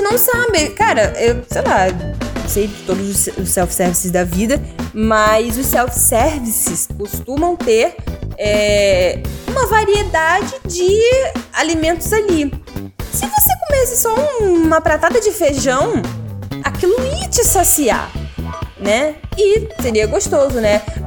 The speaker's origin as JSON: {"language": "Portuguese", "region": "Rio de Janeiro", "country": "Brazil", "said": "nós enquanto brasileiros, né, cariocas"}